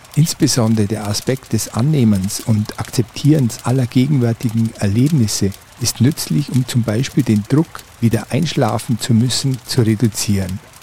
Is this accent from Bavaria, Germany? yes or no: yes; Oberallgäu, Bavaria, Germany; meine Heimat, das Oberallgäu